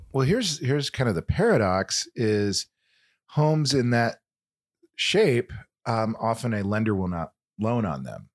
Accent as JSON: {"language": "English", "town": "Kansas City", "country": "United States", "said": "I'm from Kansas City"}